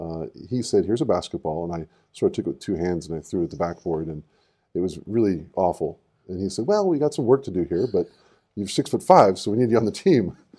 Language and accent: English; Southern California, United States; moved away as an adult; also born or lived in Japan; now in Hawaii, United States; growing up in Southern California and then traveling a lot, but starting in Southern California